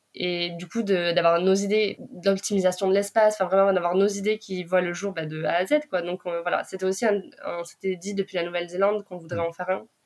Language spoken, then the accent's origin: French; France; nous, en tant que Français